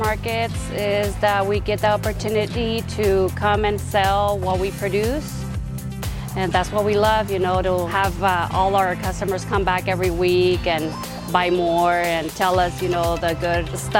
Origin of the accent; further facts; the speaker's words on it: Selah, Washington, United States; We are from Selah, Washington. We're a family business.